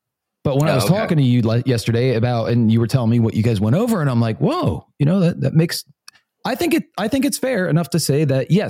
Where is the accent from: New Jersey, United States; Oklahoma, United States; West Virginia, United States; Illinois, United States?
New Jersey, United States; moved away; I grew up in Jersey